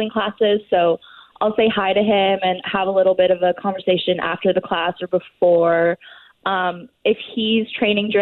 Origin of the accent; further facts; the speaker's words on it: Toronto, Ontario, Canada; moved away as an adult; now in Portugal; I'm originally from Toronto